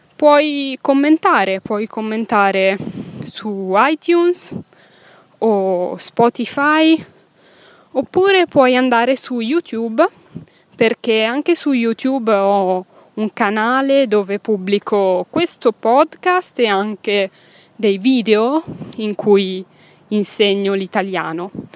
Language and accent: Italian; Milan, Lombardy, Italy; first language Italian; sono nata in Italia, a Milano. Milano è una città che si trova nel nord Italia, nell'Italia del Nord, nella regione che si chiama Lombardia. Quindi sono nata ventisei anni fa a Milano, in Lombardia, in Italia, in Europa, nel mondo, nel pianeta Terra. E ho studiato a Milano